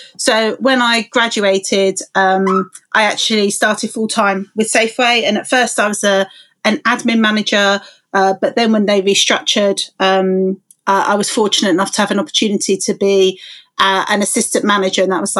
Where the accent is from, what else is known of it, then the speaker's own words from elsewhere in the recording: London, United Kingdom; You know, I grew up in London, 5 miles from UCL, and I was the first in my family to go to university.